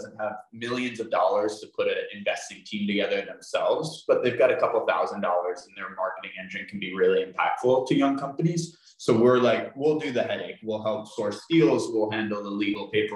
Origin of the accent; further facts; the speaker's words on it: outside New York City, United States; I grew up outside New York City